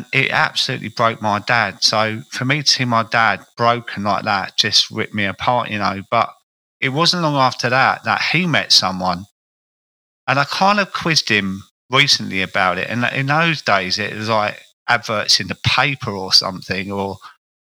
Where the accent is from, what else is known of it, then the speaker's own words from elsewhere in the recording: Croydon, London, United Kingdom; accent: South London; I grew up in a place called Croydon, which is, you can tell by my accent, I was a South London character.